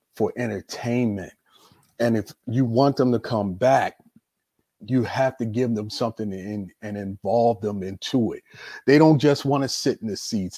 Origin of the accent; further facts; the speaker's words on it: Baltimore, Maryland, United States; I was born and raised in Baltimore, Maryland